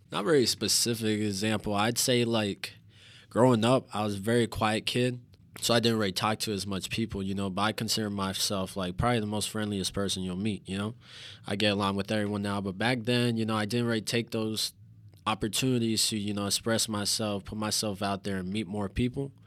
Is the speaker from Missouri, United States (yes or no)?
yes; St. Louis, Missouri, United States; moved away as an adult; also born or lived in Carbondale, Illinois; now in Joliet, United States; I'm from Saint Louis. I literally just moved here, uh, like three days ago to Joliet.